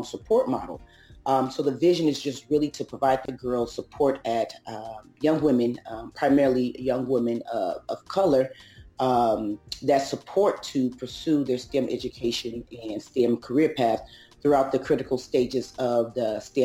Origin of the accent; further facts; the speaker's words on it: Oakland, California, United States; also born or lived in Los Angeles; I was born and raised in Oakland, California.